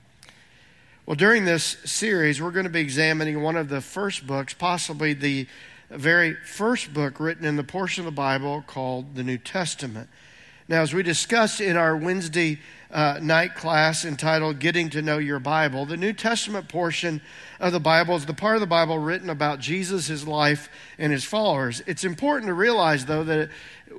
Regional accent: Indiana, United States; moved away; I grew up in Indiana making fun of people from Kentucky

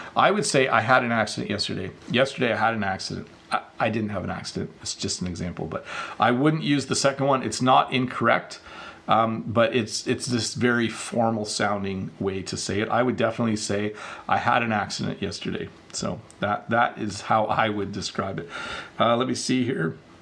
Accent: Canada; me being of Dutch descent, you know, I was born in Canada, but my parents came from Holland

